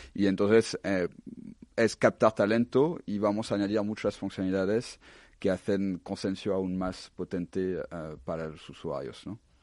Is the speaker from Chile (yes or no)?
no; France; now in Spain; soy, soy francés